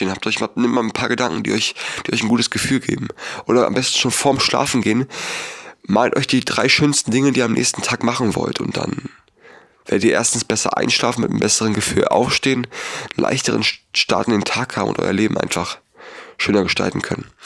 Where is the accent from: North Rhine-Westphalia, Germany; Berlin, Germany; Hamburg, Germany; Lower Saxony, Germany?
Berlin, Germany; born there; Ich bin in Berlin geboren. Ich musste in meinem Leben noch nie hungern.